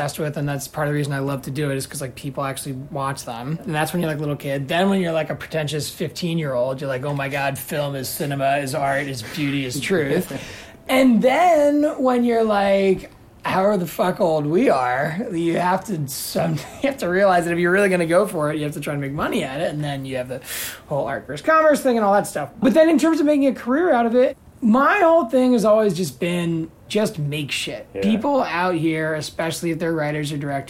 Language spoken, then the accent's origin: English; Washington, District of Columbia, United States; I'm from Washington, D.C.